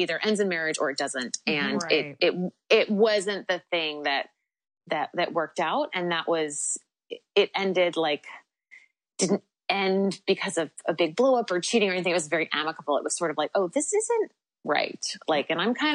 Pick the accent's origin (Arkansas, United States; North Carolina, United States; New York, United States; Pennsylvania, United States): New York, United States; I'm from New York